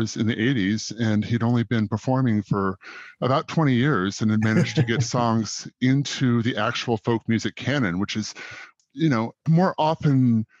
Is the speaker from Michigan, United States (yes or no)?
no; Southeast Alaska, United States; I grew up in Southeast Alaska